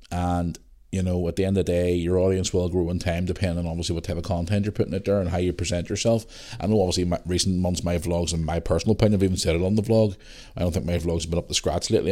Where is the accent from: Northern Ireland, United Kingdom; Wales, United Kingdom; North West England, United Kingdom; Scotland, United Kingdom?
Northern Ireland, United Kingdom; I am from Northern Ireland